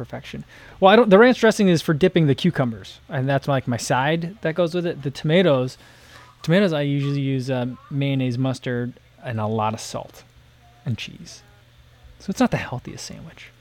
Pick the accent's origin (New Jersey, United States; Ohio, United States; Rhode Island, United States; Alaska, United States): New Jersey, United States; moved away; I grew up in New Jersey